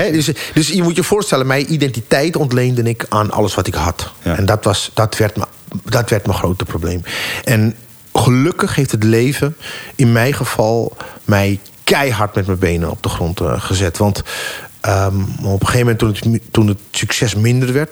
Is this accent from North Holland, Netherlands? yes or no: yes; Amsterdam, North Holland, Netherlands; ik ben opgegroeid in Amsterdam in de Jordaan